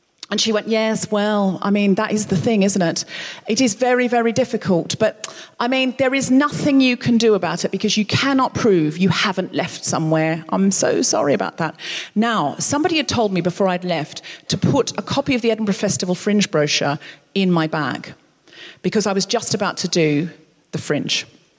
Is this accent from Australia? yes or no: yes; Australia; now in United Kingdom; Because I came from a place of privilege of my own free will. I came from Australia, where the economy was good, everything was fine. I came over here uninvited, nobody asked me to.